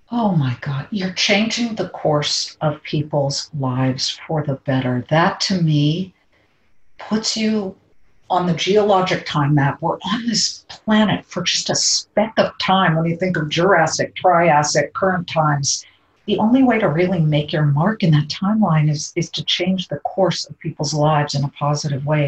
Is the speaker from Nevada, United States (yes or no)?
no; California, United States; moved away; my home state, my amazing home state